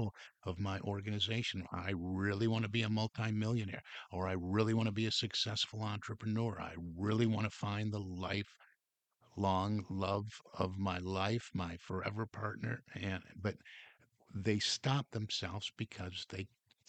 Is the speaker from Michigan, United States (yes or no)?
yes; Detroit, Michigan, United States; growing up in Detroit, we heard a lot from Henry Ford